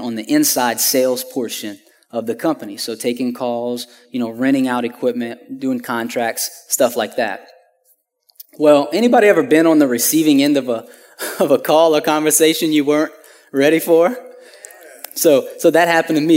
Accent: Houma, Louisiana, United States; I'm originally from Homa, Louisiana, which is about two hours south of here

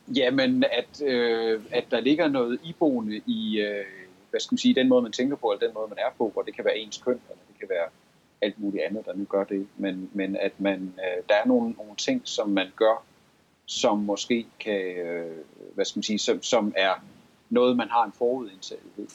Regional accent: Gård, Central Denmark Region, Denmark; kommer jeg selv fra Gård, og jeg har lige arbejdet i Gård

